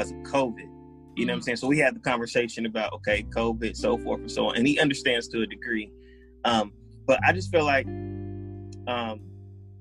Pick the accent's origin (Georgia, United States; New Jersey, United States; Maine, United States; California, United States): Georgia, United States; Powder Springs; I grew up in Powder Springs, and my parents moved to that city in the late 80s